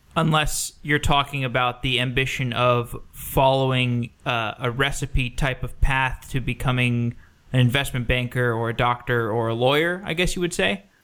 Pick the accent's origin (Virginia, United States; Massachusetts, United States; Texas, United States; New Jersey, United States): Texas, United States; Austin; I grew up in Austin. I spent twenty-three years there.